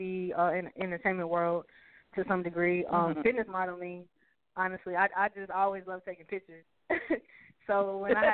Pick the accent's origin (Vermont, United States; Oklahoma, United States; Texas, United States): Texas, United States; Houston; also born or lived in Greenville, South Carolina; I always tell people I moved to Houston when I was literally like 1 year old